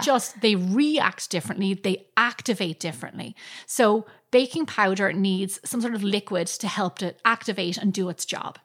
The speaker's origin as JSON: {"language": "English", "country": "Ireland", "tie": "born or raised there", "moved": "yes", "said": "growing up in Ireland"}